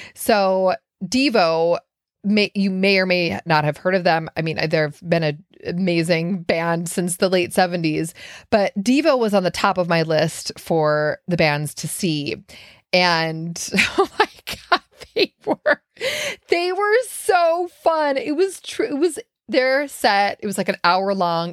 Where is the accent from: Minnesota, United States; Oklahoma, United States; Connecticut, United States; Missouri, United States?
Minnesota, United States; Minneapolis; now in Brooklyn, United States; three of my good friends that I grew up with in Minneapolis